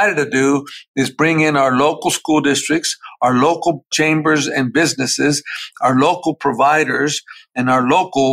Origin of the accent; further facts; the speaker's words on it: Dallas, Texas, United States; I grew up in Oak Cliff